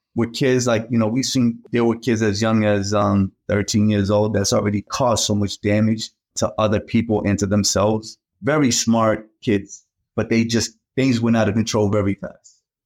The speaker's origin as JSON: {"language": "English", "town": "Boston", "region": "Massachusetts", "country": "United States", "tie": "born or raised there", "also_born_or_lived": "Cape Verde", "said": "I grew up in Boston, came over from the Cape Verde Islands"}